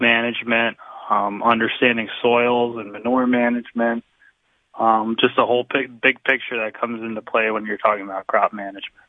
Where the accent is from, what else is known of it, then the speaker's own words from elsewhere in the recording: Waymart, Pennsylvania, United States; I grew up in Waymart. I attended the Western Wayne schools